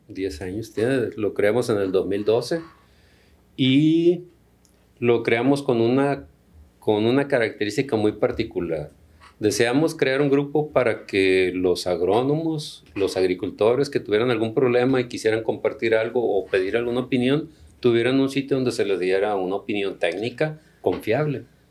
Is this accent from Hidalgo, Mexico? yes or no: no; Culiacán, Sinaloa, Mexico; also born or lived in Tabasco / State of Mexico / Valle del Fuerte, Sinaloa; siendo de Sinaloa, yo soy de Culiacán, aquí estudié